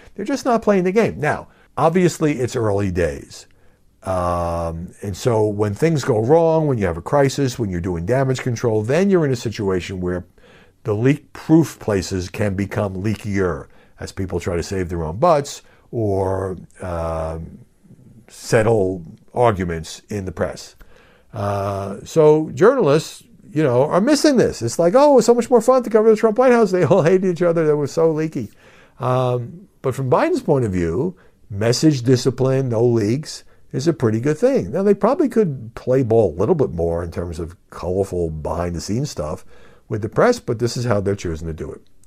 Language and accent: English; New York City, New York, United States; I grew up in New York City.